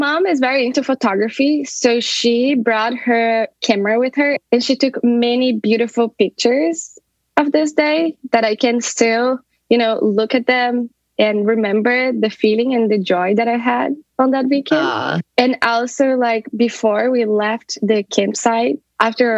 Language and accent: English; South Region, Brazil; moved away as an adult; now in Dublin, Ireland; I'm originally from Brazil, from the south of Brazil. But for the past 6 years, I've been living in Dublin, Ireland.